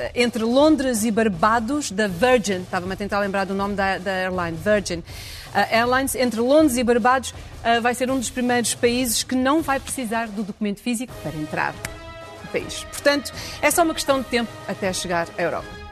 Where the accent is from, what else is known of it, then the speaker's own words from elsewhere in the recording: Portugal; moved away; eu dizia que era, vinha de Portugal